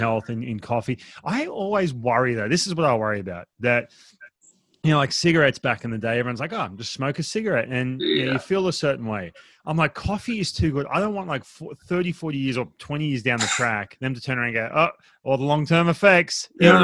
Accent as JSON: {"language": "English", "country": "Australia", "tie": "born or raised there", "moved": "yes", "lives_now": "Seattle, United States", "said": "I grew up in Australia where I grew up on a, you know, basically beach town"}